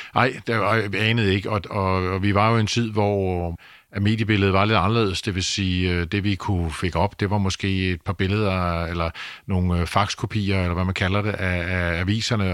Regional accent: Denmark; Vi kommer fra Danmark, et lille land

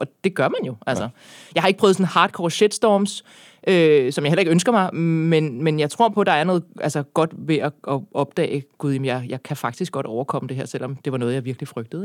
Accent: Birkerød, Capital Region of Denmark, Denmark; jeg er opvokset i Birkerød

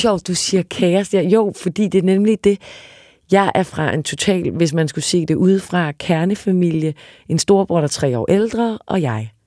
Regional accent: Odense, Southern Denmark, Denmark; moved away; also born or lived in Paris; jeg er fra Odense.

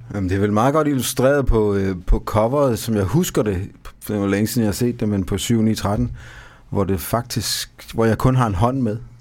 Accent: Odense, Southern Denmark, Denmark; jeg er ikke fra Fredericia. Jeg, jeg er fra Odense

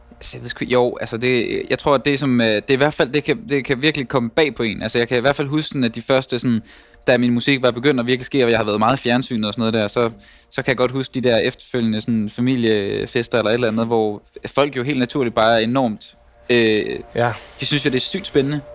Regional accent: Denmark; now in Copenhagen, Denmark; at være vokset op der, hvor jeg er vokset op

